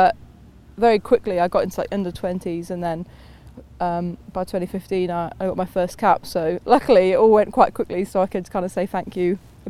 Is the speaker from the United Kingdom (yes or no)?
yes; England, United Kingdom; now in New Zealand; well, obviously I'm English, so England would be what I'd want to do, but I can't see how that can be possible living out here in New Zealand.